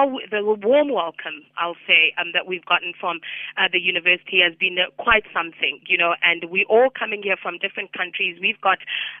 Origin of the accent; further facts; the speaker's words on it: South Africa; we as South African fellows